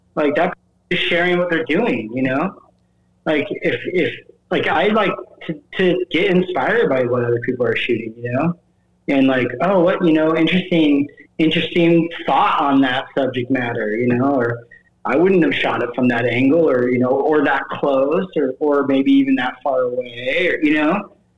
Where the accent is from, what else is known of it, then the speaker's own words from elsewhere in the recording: the Midwest, Iowa hometown bordering South Dakota, United States; growing up in the Midwest